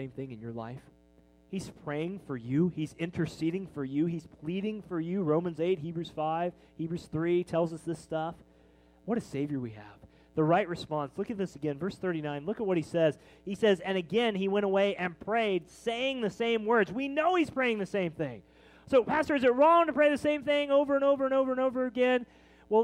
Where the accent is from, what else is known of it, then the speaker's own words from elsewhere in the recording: Kansas City, Missouri, United States; We're from Kansas City